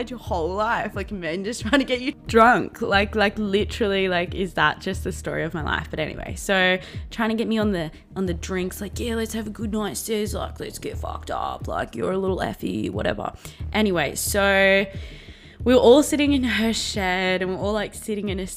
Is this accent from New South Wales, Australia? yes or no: yes; Blue Mountains, New South Wales, Australia; I grew up in the Blue Mountains, Australia, which is in New South Wales